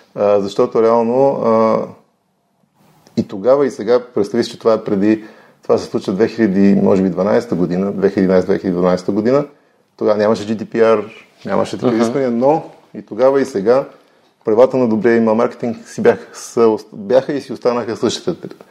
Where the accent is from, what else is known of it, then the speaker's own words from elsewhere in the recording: Bozhurishte, Sofia Province, Bulgaria; also born or lived in Ihtiman; Траса съм в Божурище, което се намира до София